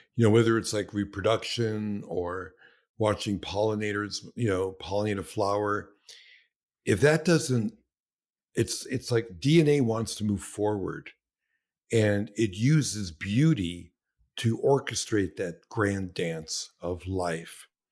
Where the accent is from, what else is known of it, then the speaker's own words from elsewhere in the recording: New York City, New York, United States; I was born in Brooklyn